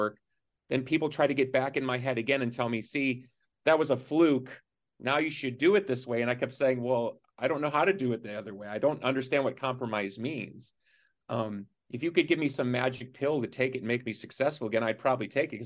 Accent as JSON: {"language": "English", "town": "Chicago", "region": "Illinois", "country": "United States", "tie": "born or raised there", "said": "I'm from Chicago"}